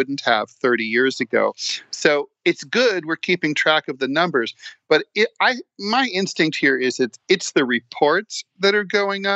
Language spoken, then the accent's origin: English; Dayton, Ohio, United States; now in New York City, United States; my hometown of Dayton in Ohio